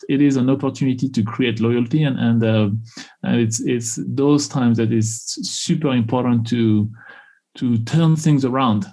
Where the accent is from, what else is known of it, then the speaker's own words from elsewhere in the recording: Tours, Centre-Val de Loire, France; English is a second language; moved away as an adult; also born or lived in Houston, Texas; now in United States; I grew up in the center of France, in a city called Tours, Actually, ironically, is the part of France where there is no accent.